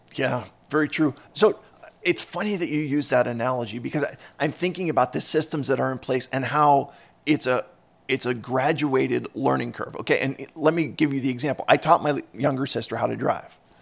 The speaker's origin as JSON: {"language": "English", "town": "Philadelphia", "region": "Pennsylvania", "country": "United States", "tie": "born or raised there", "said": "I grew up in Philadelphia, and so I, uh, or in the Philadelphia suburbs"}